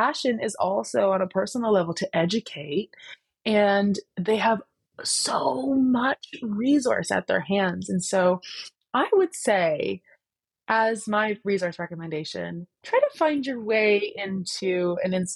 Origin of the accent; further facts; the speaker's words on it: Canada; I am Canadian